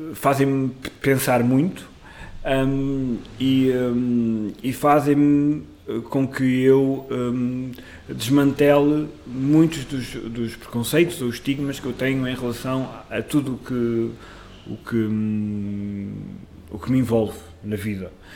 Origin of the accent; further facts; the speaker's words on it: Amarante, Norte, Portugal; moved away as an adult; now in Lisbon, Portugal; um grupo de teatro que eu, que eu criei na minha terra, em Amarante